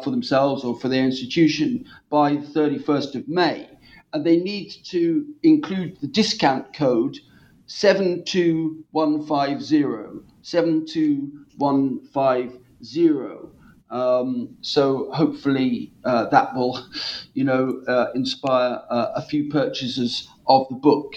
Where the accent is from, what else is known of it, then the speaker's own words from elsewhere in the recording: Norwich, East of England, United Kingdom; my hometown of Norwich